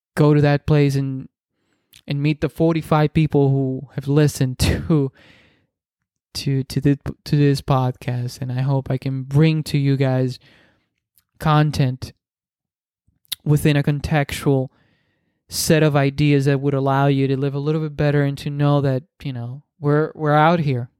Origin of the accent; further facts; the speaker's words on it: Dominican Republic; first language Spanish; English is a second language; I'm Dominican, so I speak Spanish. That's my first language. Uh, English is my second, obviously